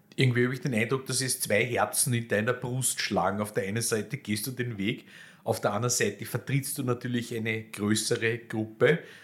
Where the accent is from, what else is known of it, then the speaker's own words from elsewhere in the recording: Vienna, Austria; als Wiener